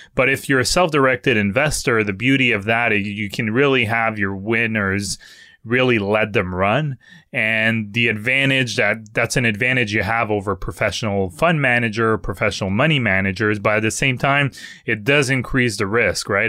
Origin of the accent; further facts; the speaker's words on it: Canada; accent: French; English is a second language; my French accent